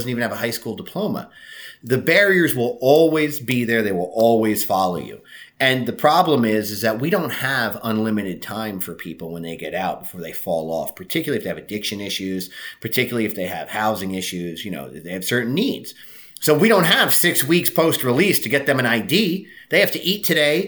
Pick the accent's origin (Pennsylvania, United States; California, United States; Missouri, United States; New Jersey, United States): New Jersey, United States; Jersey Shore; my hometown, which is a very small town at the Jersey Shore.